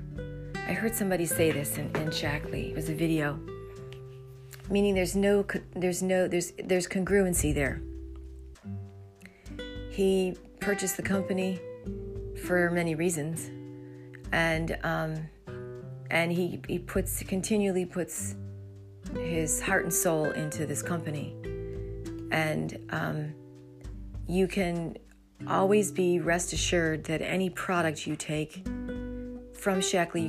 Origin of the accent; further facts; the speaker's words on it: New Jersey, United States; I'm from South Jersey